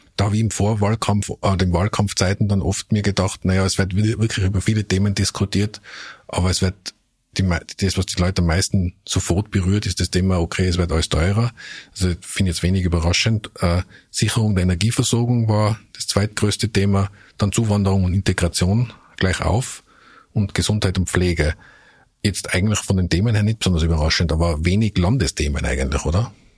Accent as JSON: {"language": "German", "region": "Tyrol", "country": "Austria", "said": "als Tiroler"}